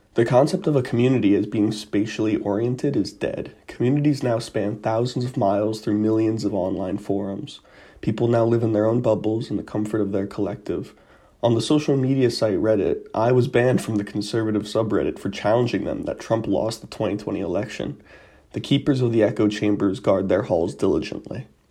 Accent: United States; As an American citizen

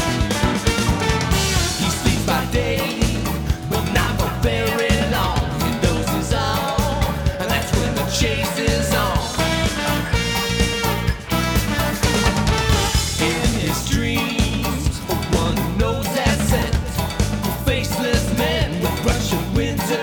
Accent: United States; being American

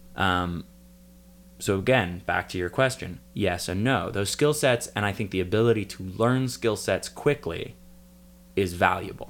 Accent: Port Townsend, Washington, United States; moved away; my hometown, Port Townsend

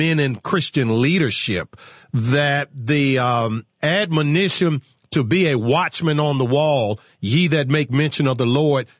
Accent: Virginia, United States; my home state of Virginia

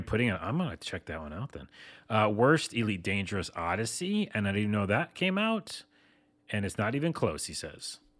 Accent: New York, United States; I'm from New York

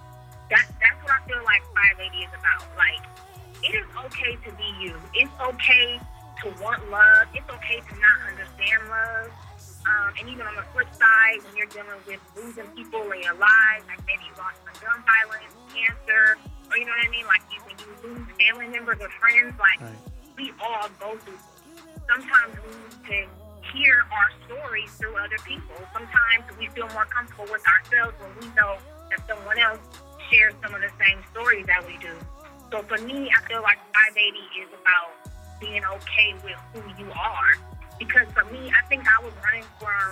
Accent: Bay Area, California, United States; growing up in the Bay Area

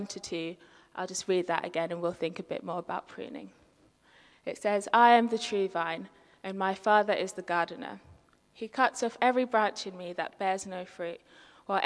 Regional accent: London, United Kingdom; I'm very much a city girl, born and bred. I was born in London

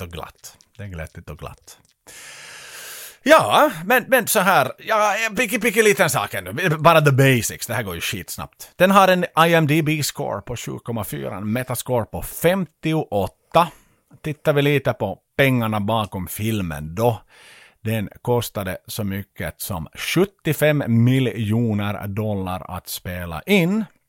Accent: Vaasa, Ostrobothnia, Finland; hemma i Vasa.

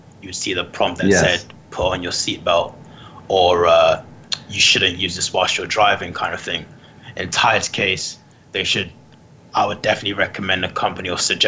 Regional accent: London, United Kingdom; London, England.

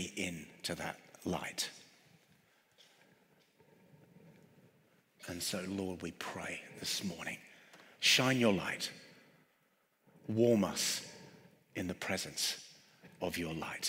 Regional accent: London, United Kingdom; I'm from London

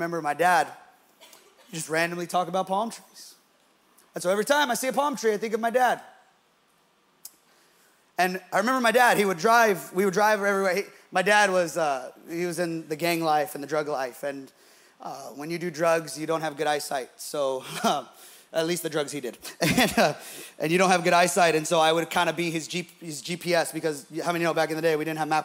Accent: Bay Area, California, United States; we're from the Bay Area

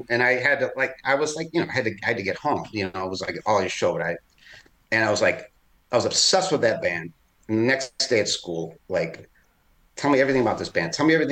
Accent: Chicago, Illinois, United States; I grew up in the city in Chicago. Yeah, in the 80s on the Northwest Side.

